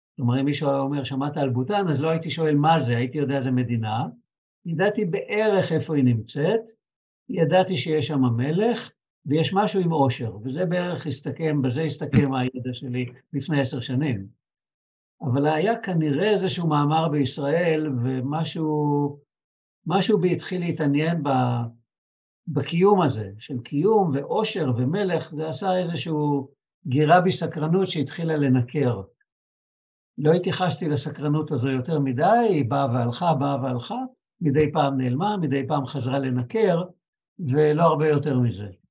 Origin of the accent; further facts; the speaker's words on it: Israel; אני מישראל